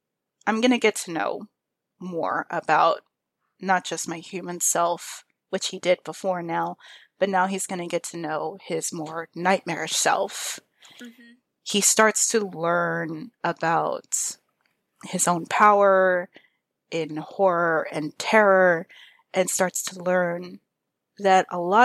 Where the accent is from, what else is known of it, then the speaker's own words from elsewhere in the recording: Texas, United States; I was raised in Texas, but my family's from like hardcore Mexico